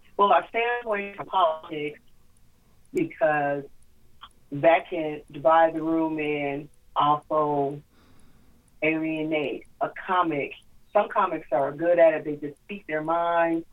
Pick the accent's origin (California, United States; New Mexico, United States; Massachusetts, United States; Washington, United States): Washington, United States; Tacoma; I'm from Tacoma like you are.